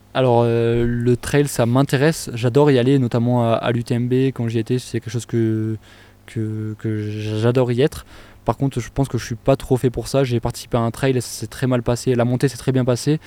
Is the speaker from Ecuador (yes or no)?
no; France; chez nous en France